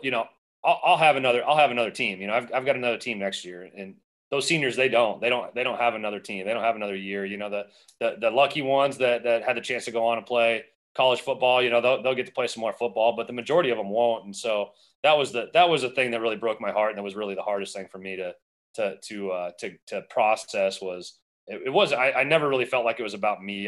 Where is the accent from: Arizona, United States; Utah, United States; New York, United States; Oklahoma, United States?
Arizona, United States; also born or lived in Southern California; I, was born in Southern California and then moved out to Arizona. I was about ten years old